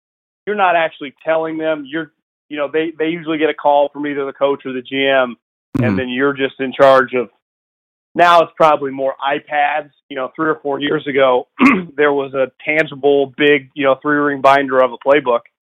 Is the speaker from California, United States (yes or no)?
yes; Davis, California, United States; I'm actually from Davis